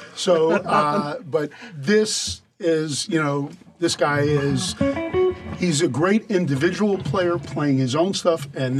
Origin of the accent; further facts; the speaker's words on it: Florida, United States; moved away; I am from Florida.